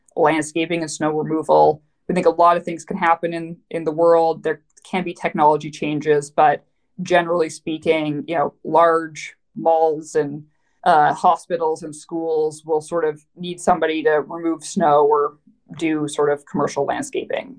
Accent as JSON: {"language": "English", "town": "Vancouver", "region": "British Columbia", "country": "Canada", "tie": "born or raised there", "also_born_or_lived": "New York City", "moved": "as an adult", "lives_now": "United States", "said": "I am Canadian. So, hey, uh, so I grew up in Vancouver"}